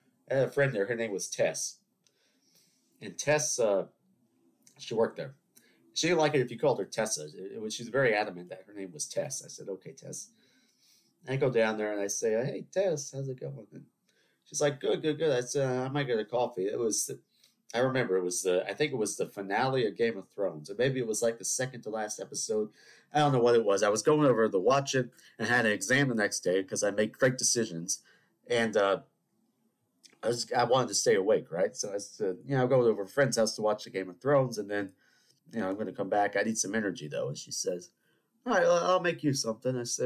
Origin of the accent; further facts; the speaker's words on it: Charleston, South Carolina, United States; I'm from Charleston. You know, we have 300-year-old buildings